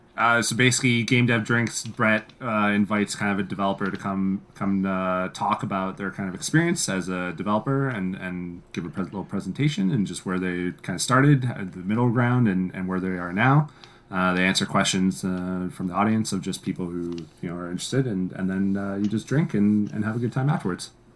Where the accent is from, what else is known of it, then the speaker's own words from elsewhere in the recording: Canada; as Canadian game devs